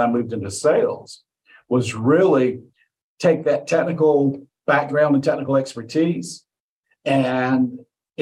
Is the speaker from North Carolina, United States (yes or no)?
yes; Mount Airy, North Carolina, United States; I was born in Mount Airy, North Carolina